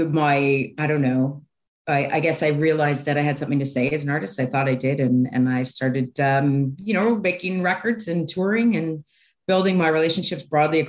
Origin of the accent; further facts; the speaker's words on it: Toronto, Ontario, Canada; I grew up in Toronto